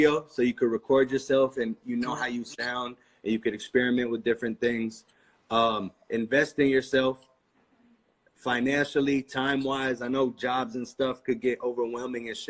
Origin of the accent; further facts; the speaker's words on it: United States; I'm just as American as they are. You know, I was born here. 100%. I've never lived anywhere else.